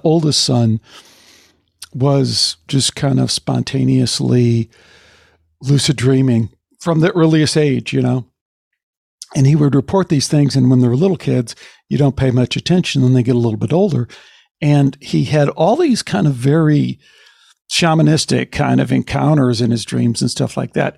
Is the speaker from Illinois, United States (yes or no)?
yes; outside of Chicago, Illinois, United States; growing up outside of Chicago